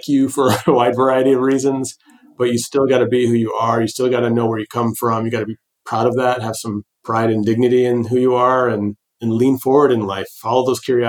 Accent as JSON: {"language": "English", "town": "Detroit", "region": "Michigan", "country": "United States", "tie": "born or raised there", "also_born_or_lived": "Newburgh, New York", "said": "I was born technically in Newburgh, New York, but I spent the majority of my childhood in the Detroit metropolitan area, right in the heart of American Auto."}